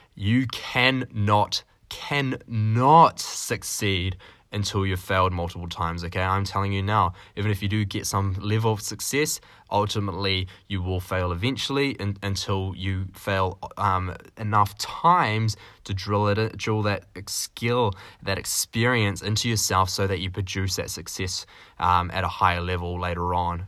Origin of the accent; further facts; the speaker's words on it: New Zealand; now in Canada; I'm a little New Zealander, so that's why I'm a Kiwi